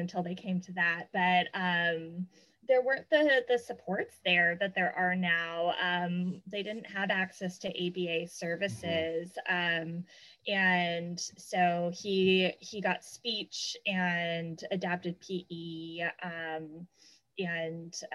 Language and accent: English; Southern California, United States; I grew up in Southern California